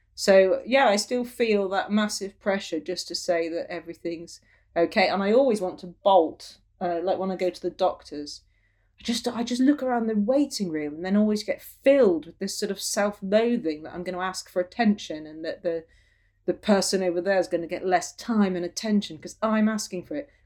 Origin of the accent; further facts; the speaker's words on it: Falmouth, South West England, United Kingdom; also born or lived in London / Cork; now in Cornwall, United Kingdom; where I was born in Falmouth at the coast